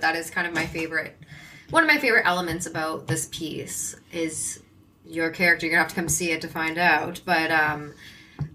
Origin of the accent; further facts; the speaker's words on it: Hamilton, Ontario, Canada; I'm from Hamilton